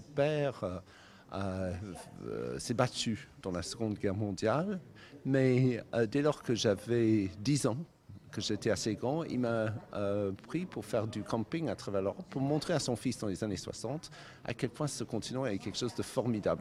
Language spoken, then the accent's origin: French; Cornwall, South West England, United Kingdom; now in France